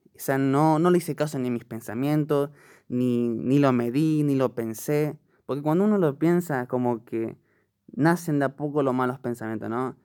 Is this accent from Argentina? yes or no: yes; Buenos Aires, Argentina; soy de Argentina, Buenos Aires